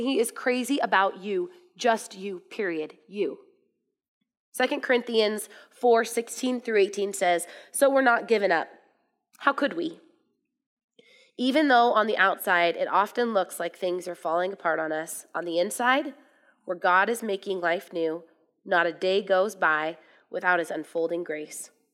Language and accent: English; United States; I'm from America